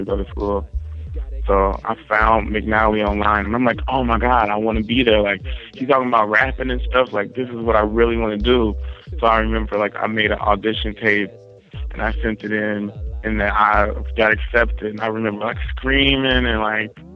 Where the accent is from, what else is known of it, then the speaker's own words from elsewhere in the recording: Dayton, Ohio, United States; I'm from Dayton, Ohio.